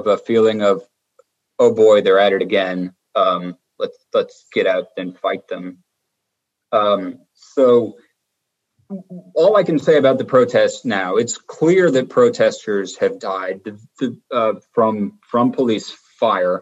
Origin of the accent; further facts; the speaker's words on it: United States; now in Colombia; I'm from the United States